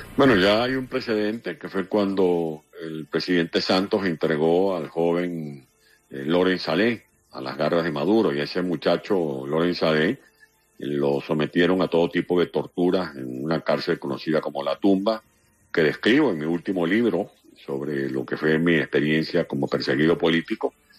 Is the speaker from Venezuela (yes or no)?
yes; San Juan de los Morros, Guárico, Venezuela; moved away; also born or lived in Caracas; mi pueblo natal, en San Juan de los Morros